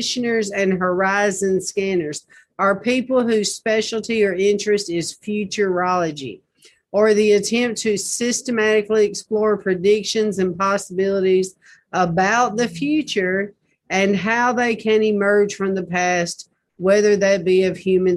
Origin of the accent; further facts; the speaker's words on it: Nashville, Tennessee, United States; I was born in Nashville